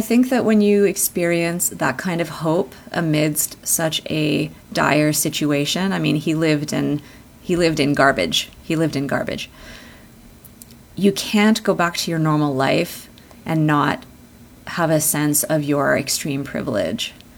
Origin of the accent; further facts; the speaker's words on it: Canada; I was born here in Canada